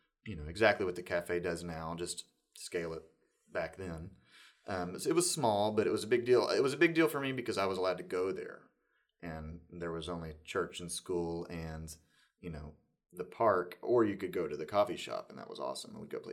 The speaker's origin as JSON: {"language": "English", "town": "Shreveport", "region": "Louisiana", "country": "United States", "tie": "born or raised there", "said": "Yeah. My family is from Oklahoma and California, but Air Force Base brought my dad here, and so I am, I guess, first-generation native."}